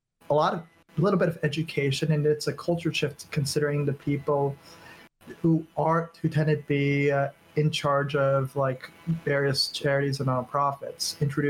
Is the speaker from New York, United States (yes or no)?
yes; New York City, New York, United States; now in Seattle, United States; I might currently live in Seattle, but I was born and raised in New York City, and we didn't have much growing up